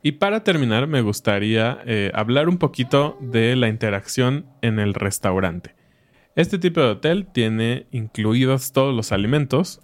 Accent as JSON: {"language": "Spanish", "country": "Mexico", "said": "nosotros como mexicanos"}